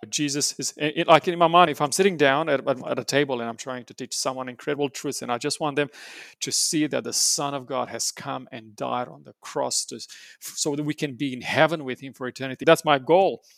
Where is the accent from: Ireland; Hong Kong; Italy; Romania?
Romania; now in New South Wales, Australia; I was born and raised in Romania